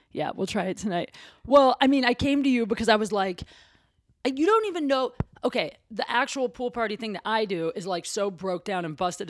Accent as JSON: {"language": "English", "region": "Ohio", "country": "United States", "said": "I'm from Ohio"}